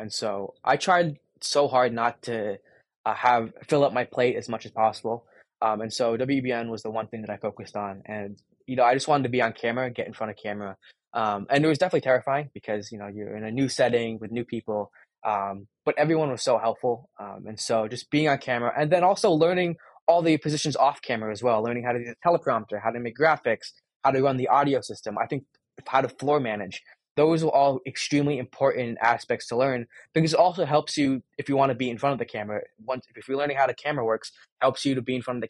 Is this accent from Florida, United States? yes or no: no; Avon, Connecticut, United States; moved away as an adult; I grew up in Avon, Connecticut, which is like a stone's throw away from Bristol, Connecticut